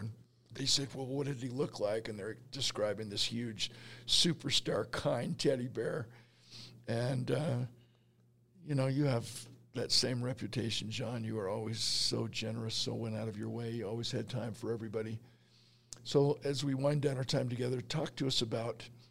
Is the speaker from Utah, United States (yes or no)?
yes; Salt Lake City, Utah, United States; I grew up on the High Avenues in Salt Lake City, Utah